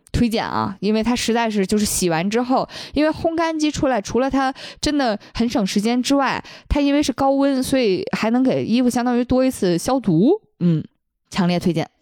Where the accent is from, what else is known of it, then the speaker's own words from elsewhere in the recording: Fujian, China; 因为我就是闽南那边的吃法不是蘸酱油嘛